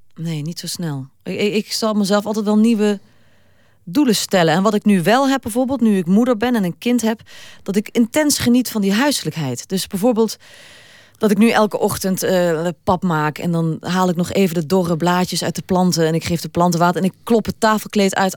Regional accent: Limburg, Netherlands; ik ben wel Limburgse

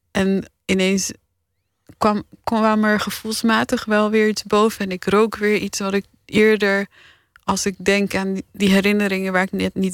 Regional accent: Paris, Île-de-France, France; born there; ik werd geboren in Parijs omdat mijn vader toen een half jaar namens de partij aan de beurt was om te lobbyen in Europa.

